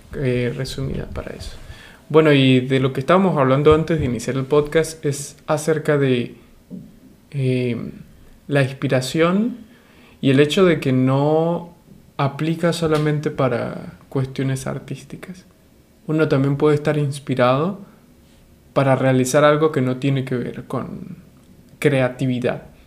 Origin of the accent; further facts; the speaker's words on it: Venezuela; de Venezuela